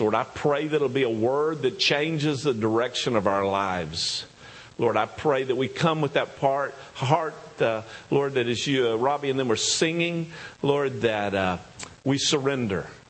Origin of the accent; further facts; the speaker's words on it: the South, United States; accent: southern; my southern accent